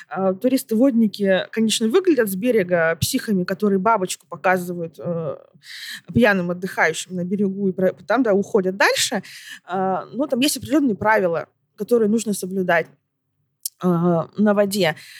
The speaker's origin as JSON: {"language": "Russian", "town": "Barnaul", "region": "Altai Krai", "country": "Russia", "tie": "born or raised there", "said": "я родом из Барнаула"}